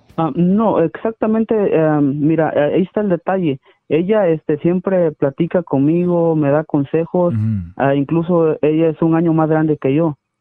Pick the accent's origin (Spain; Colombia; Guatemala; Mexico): Mexico; Ciudad Hidalgo, Chiapas; moved away; also born or lived in Tijuana / Sonora; yo soy de la ciudad de, de, de Ciudad Hidalgo, Chiapas, México